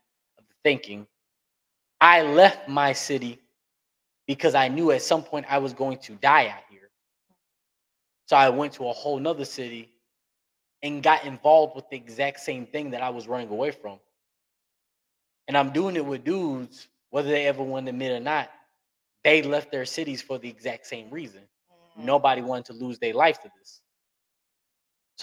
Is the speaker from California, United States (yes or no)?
no; Philadelphia, Pennsylvania, United States; moved away; also born or lived in Atlanta, Georgia / Little Rock, Arkansas; I'm already from Philly, that's a major city. Coming to Atlanta was like a slowdown from Philly